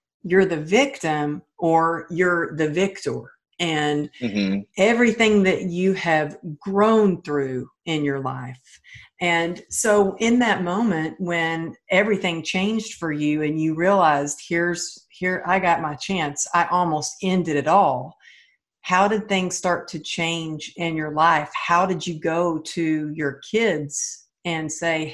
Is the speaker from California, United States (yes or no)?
no; Texas, United States; I grew up in the Bible Belt of Texas.